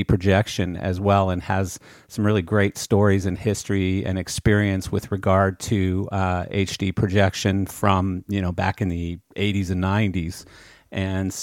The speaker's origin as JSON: {"language": "English", "country": "Canada", "moved": "as an adult", "said": "I come from Canada originally, but I've been in the industry in this country for 32 years now."}